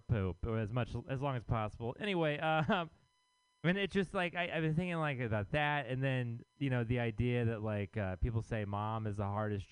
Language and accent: English; Texas, United States; now in San Francisco, United States; I am from Texas